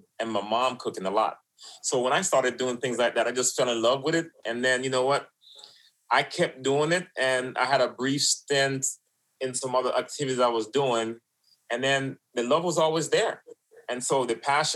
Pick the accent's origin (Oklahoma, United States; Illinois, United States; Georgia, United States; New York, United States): New York, United States; New York City; also born or lived in Florida; now in Wellington, United States; Mixed in Brooklyn, and then down here in Florida. Left from Brooklyn, came to Florida and started living on my own